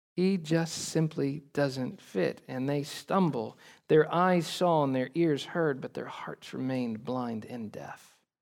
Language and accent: English; Oklahoma, United States; I'm from Oklahoma